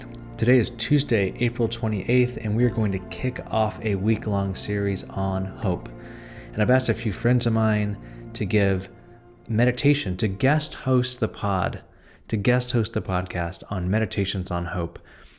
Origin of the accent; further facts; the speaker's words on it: San Francisco, California, United States; Actually, born and raised in San Francisco, went to Lowell High School.